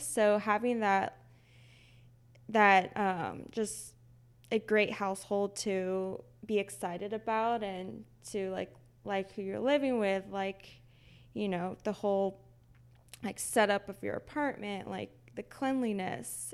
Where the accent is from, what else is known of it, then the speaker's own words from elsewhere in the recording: Texas, United States; moved away as an adult; now in Seattle, United States; we're both from Texas.